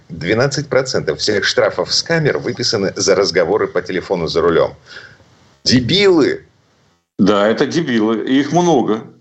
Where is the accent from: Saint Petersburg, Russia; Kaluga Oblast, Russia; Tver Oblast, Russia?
Saint Petersburg, Russia; из Петербурга